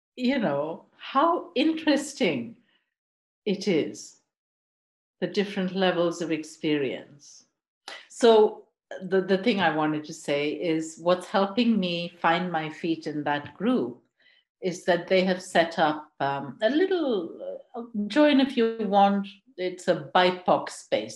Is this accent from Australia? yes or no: no; India; moved away as an adult; also born or lived in Vancouver, Canada / Quebec, Canada; now in United Kingdom; I'm I'm Indian. I grew up in India, lived all across that country, um, settled in the UK